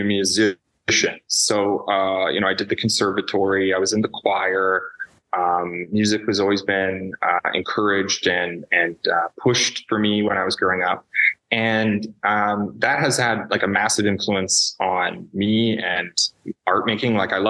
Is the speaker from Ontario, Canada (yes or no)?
yes; Toronto, Ontario, Canada; I grew up in Toronto, the city of Toronto